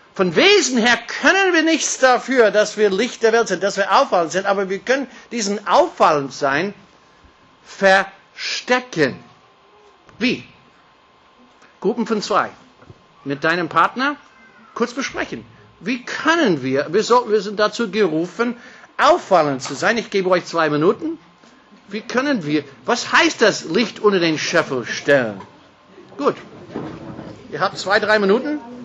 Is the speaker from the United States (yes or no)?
yes; California, United States; German is a second language; now in Austria; ich bin, wie gesagt, ein gebürtiger Kalifornier, bin mit einer Deutsche verheiratet